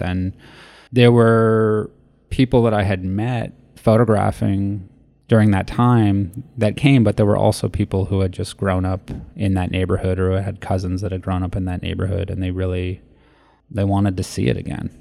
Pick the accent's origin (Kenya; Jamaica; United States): United States; Los Angeles, California; my childhood growing up in Los Angeles